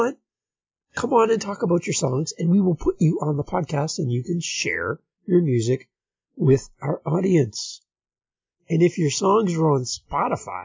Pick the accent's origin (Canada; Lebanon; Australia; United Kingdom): Canada; St. Catharines, Ontario; my hometown, St. Catharines, Ontario, Canada